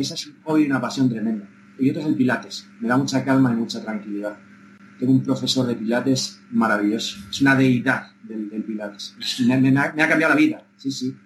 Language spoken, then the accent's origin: Spanish; Cuenca de Campos, Castile and León, Spain; Soy un niño de Cuenca de Campos, como te digo, de la escuela rural, de mi maestro don Valentín